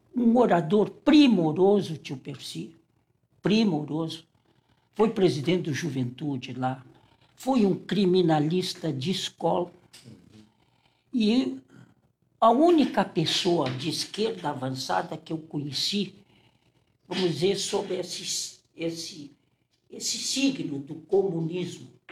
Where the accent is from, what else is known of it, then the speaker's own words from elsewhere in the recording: Porto Alegre, Rio Grande do Sul, Brazil; also born or lived in Santana (do Livramento), Rio Grande do Sul; Eu saí de Santana com sete anos e fui para um colégio filial do, do Anchieta, o Roque Gonzalez, e para fazer a quarta série primária e a quinta série primária.